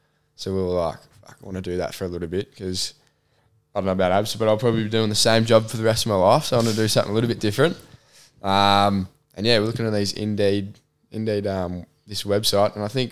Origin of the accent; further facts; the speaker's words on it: Australia; Are you Australian? And I was like, yeah.